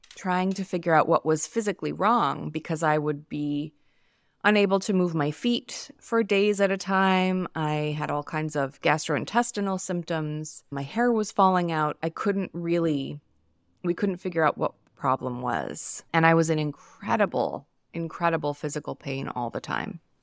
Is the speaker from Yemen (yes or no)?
no; New York, United States; now in Los Angeles, United States; I live in Los Angeles. I'm from New York